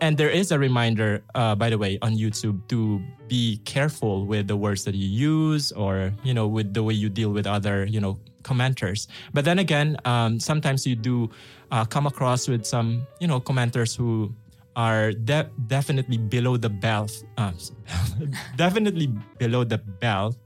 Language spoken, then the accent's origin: English; Philippines; now in Russia; I'm from the Philippines. I need to somehow reconnect with my roots